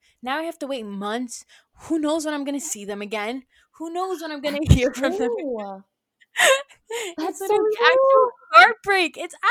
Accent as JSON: {"language": "English", "region": "New York", "country": "United States", "said": "I am from New York."}